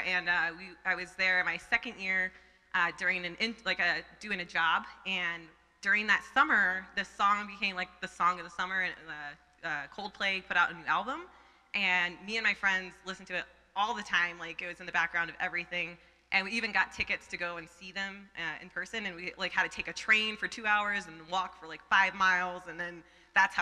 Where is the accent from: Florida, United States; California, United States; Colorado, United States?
Colorado, United States; also born or lived in Boston; I grew up here in Colorado